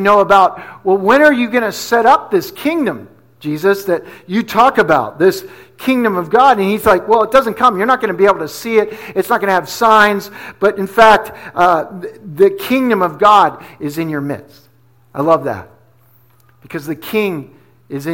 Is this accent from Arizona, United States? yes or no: no; New Jersey, United States; moved away; also born or lived in Pennsylvania / New York City; I'm from Jersey, right? So I grew up in New Jersey. I grew up in PA